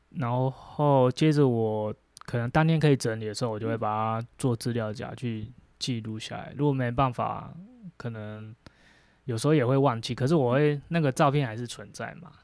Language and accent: Chinese; Hualien, Hualien County, Taiwan; 其实在花莲，有去过花莲的都应该知道你，你在花莲走到哪里，你其实中央山脉就，就是都在身边这样